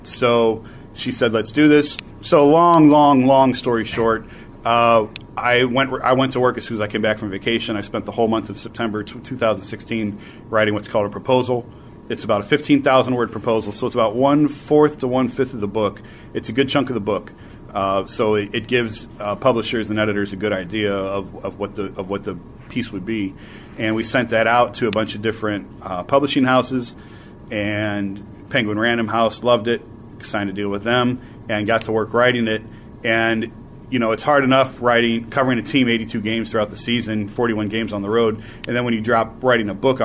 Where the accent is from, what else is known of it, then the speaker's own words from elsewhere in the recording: Northeast Ohio, United States; I'm from Northeast Ohio